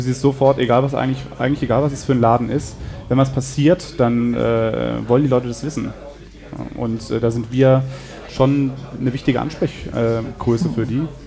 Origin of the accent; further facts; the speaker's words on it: Berlin, Germany; moved away as an adult; also born or lived in Zurich; now in Freiburg im Breisgau, Germany; ich komme aus Berlin auf jeden mhm. Fall mhm. und bin 2001 nach Freiburg gekommen fürs okay. Studium und dann hier geblieben